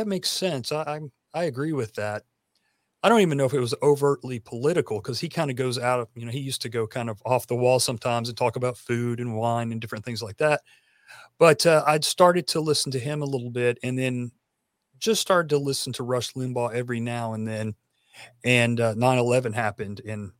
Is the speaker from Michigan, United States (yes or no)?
no; Tennessee, United States; I am from Tennessee and we're famous for being the country music capital.